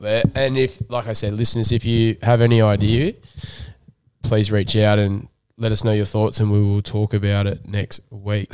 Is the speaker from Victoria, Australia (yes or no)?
no; Sydney, New South Wales, Australia; Where I grew up was sort of in the middle of, like, Colavele, Bronte, Waverley, um, m, it was more Bronte, Waverley anyway.